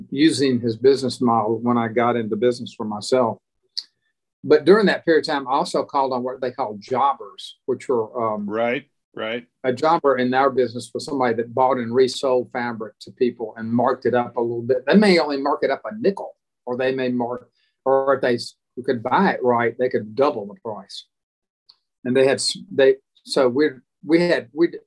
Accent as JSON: {"language": "English", "region": "Alabama", "country": "United States", "said": "they were kind of amazed that I was from Alabama and I was willing to go to New York City to sell fabric."}